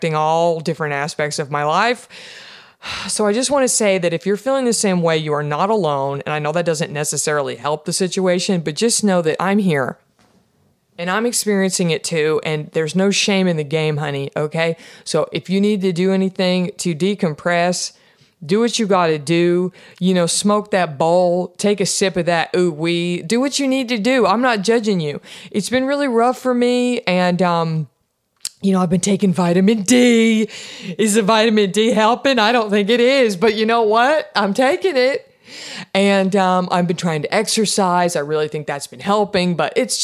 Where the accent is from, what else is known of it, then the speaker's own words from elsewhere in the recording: Texas, United States; my home state of Texas